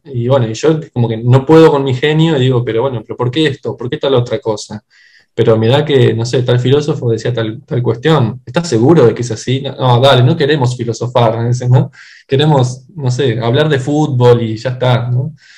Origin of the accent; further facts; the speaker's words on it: Buenos Aires Province, Argentina; moved away as an adult; now in Buenos Aires, Argentina; soy originario en realidad también de, o sea, dentro de la provincia de Buenos Aires